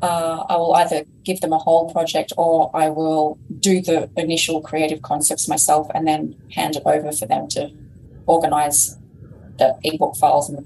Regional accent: Australia; accent: Australian; my Australian accent.

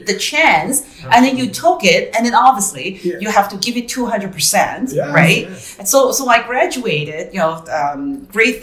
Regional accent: Hong Kong; moved away as an adult; now in Canada; I was born and raised in Hong Kong. I came here to Canada when I was 22 years old.

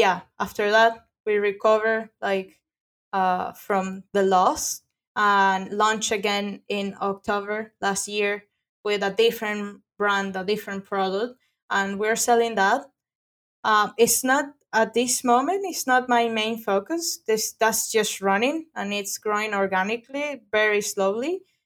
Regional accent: Venezuela; English is a second language; now in Florida, United States; I'm from Venezuela.

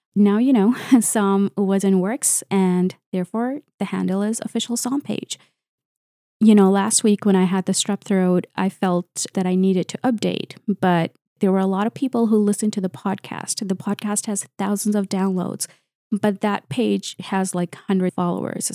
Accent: Canada; I'm a Canadian researcher and engineer

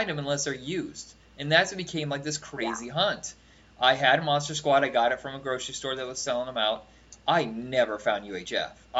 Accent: Huntington, Indiana, United States; also born or lived in Fort Wayne, Indiana; We lived in a town called Huntington, Indiana

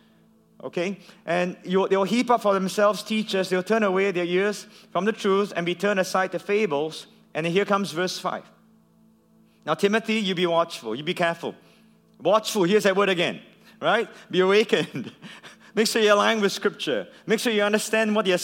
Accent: Singapore; I come from Singapore

